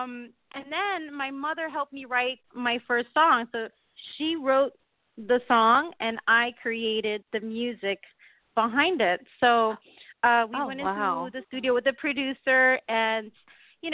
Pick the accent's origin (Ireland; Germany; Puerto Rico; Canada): Puerto Rico; also born or lived in New Jersey; I was born in New Jersey, but I grew up in a little island called Puerto Rico